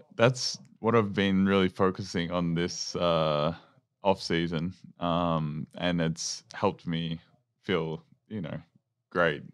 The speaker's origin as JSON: {"language": "English", "town": "Maryborough", "region": "Victoria", "country": "Australia", "tie": "born or raised there", "said": "growing up in Maryborough"}